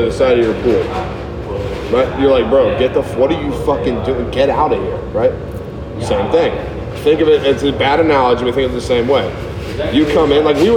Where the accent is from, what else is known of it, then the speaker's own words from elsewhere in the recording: Hawaii, United States; I'm a white guy in Hawaii.